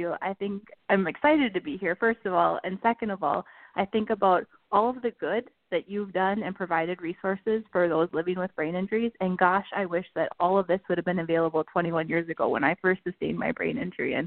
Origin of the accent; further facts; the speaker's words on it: Red River Valley, Minnesota, United States; I grew up in the Red River Valley